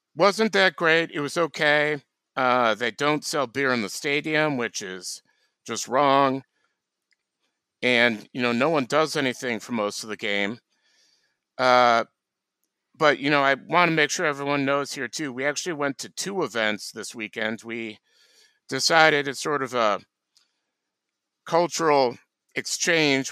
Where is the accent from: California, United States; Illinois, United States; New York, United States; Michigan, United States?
Illinois, United States; Hinsdale; my hometown of Hinsdale, Illinois